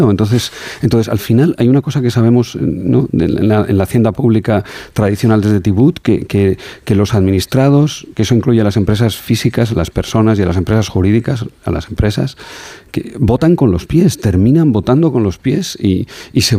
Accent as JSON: {"language": "Spanish", "town": "Alagón", "region": "Aragon", "country": "Spain", "said": "yo soy de, soy de pueblo, soy de Alagón, de un pueblo a 20 kilómetros de Zaragoza y decimos las cosas los aragoneses como, como las sentimos."}